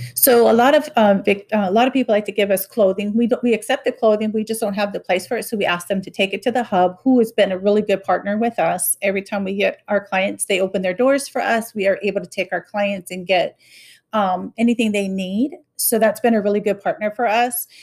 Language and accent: English; Honolulu, Hawaii, United States; now in Tipton County, United States; I am originally from Honolulu, Hawaii